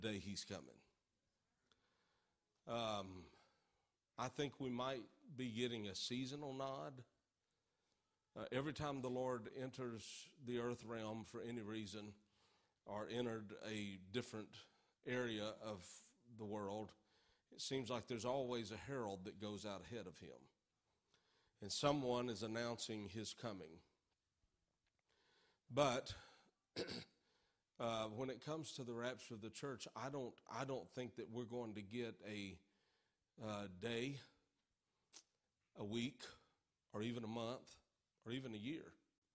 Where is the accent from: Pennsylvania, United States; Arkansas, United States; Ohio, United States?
Arkansas, United States; Norfork; I grew up in Norfolk, Arkansas. And in my southern upbringing